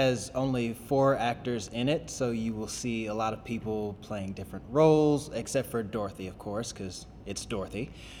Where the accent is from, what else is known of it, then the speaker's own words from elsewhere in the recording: Louisville, Kentucky, United States; I'm from Louisville, Kentucky.